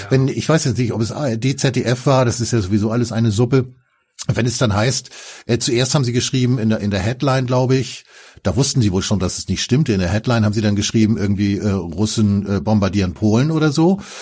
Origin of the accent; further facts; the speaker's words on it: Germany; als Deutscher